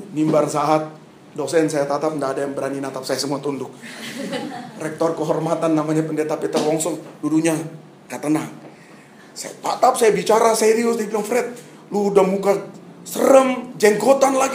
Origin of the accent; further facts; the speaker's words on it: Papua, Indonesia; Saya datang dari Papua, saudara baru selesai SMA tahu masih garang juga saudara-saudara.